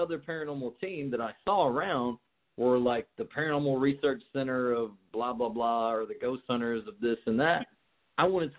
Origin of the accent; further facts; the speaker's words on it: New Jersey, United States; We're both from Jersey. We're both Portuguese